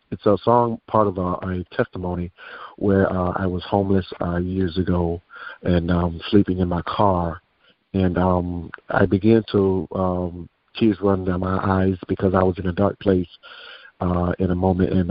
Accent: Daytona Beach, Florida, United States; I am from Daytona Beach, Florida.

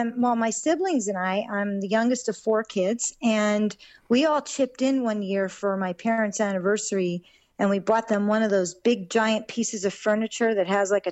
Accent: Somerset, New Jersey, United States; moved away as an adult; also born or lived in South Florida; I was born and raised in Somerset, New Jersey, which is a really great town. It's a little bit suburban. Okay. And a little bit country. and not real big city stuff. It was really, really laid back

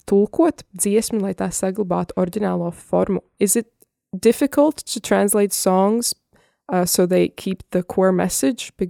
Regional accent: Liepāja, Kurzeme, Latvia; now in United States; es esmu no um, Liepājas un tagad dzīvoju ASV, bet tāpat mana identitāte ir latvieta. Un uh, es esmu latviete

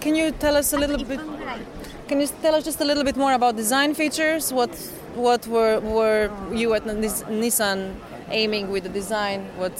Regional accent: Ljubljana, Slovenia; my hometown, Ljubljana, mm-hmm. Slovenia.

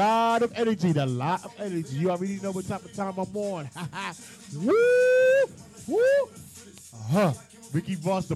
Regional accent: New York City, New York, United States; I'm from Brooklyn, New York

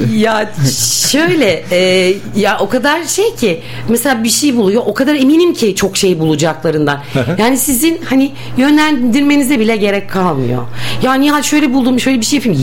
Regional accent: Bursa, Turkey; Ben e, Bursalıyım. Bursa doğumluyum.

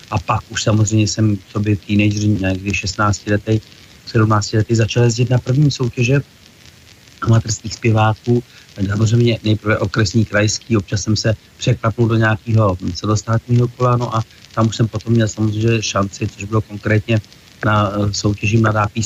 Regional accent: Čadca, Žilina Region, Slovakia; Ano, zastavím, protože tam mám rodinu, mám tam maminku, e, mám tam bratra s rodinou, takže tam jezdím docela často.

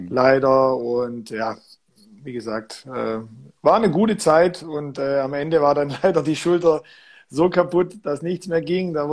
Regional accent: Göppingen, Baden-Württemberg, Germany; Ja, also ich bin gebürtiger Göppinger und äh, wenn man in dieser Stadt äh, aufwächst, äh, dann kommt man um den Handball eigentlich gar nicht rum.

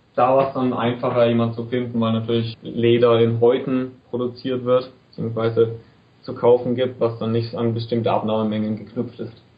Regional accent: Bayreuth, Bavaria, Germany; ich bin aus Bayreuth

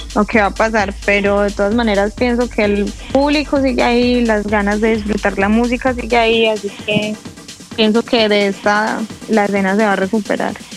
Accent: Colombia; yo soy colombiana

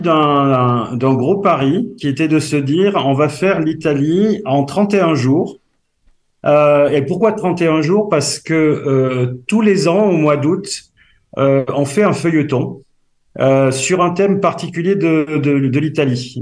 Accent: south-west France, France; accent: south-west French; suis plutôt du, sud-ouest de la, de la France comme mon accent peut le faire euh, le, permet de l'entendre

